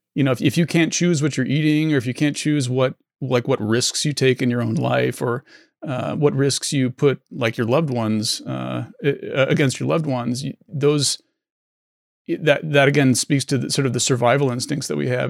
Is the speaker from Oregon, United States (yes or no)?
yes; Oregon, United States; moved away; also born or lived in San Francisco; I grew up in Oregon, and I moved to San Francisco